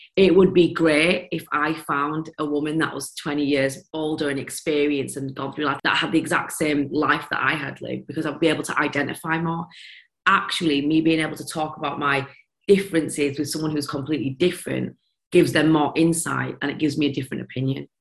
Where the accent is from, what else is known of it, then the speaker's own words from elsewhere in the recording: Leeds, Yorkshire and the Humber, United Kingdom; accent: broad Yorkshire; moved away as an adult; now in London, United Kingdom; Moving to London and having this Yorkshire broad accent